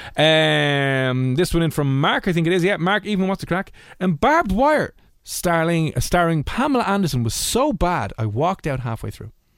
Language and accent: English; Ireland; being Irish